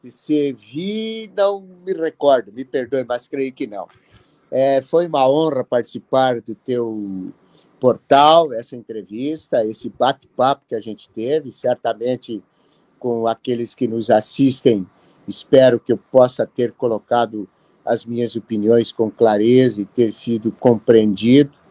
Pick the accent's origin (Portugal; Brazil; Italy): Brazil; Carazinho, Rio Grande do Sul; now in Toledo, Brazil; não nasci aqui, sou gaúcho lá de Carazinho, mas moro há 50 anos nesta terra.